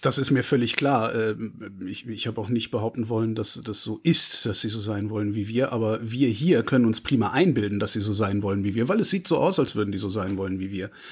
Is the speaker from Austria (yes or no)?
no; near Cologne, North Rhine-Westphalia, Germany; Ich komme aus hm. Westdeutschland, also ich bin in der Nähe von Köln groß geworden